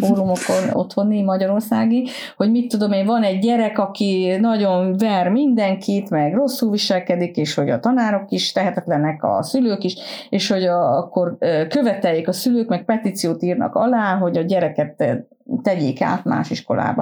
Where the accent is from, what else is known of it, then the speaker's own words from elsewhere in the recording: Transylvania, Romania; moved away as an adult; now in Sweden; én otthon Erdélyben volt egy úgynevezett tanítóképző középiskola. Én azt végeztem, ö, kilencediktől tizenharmadikig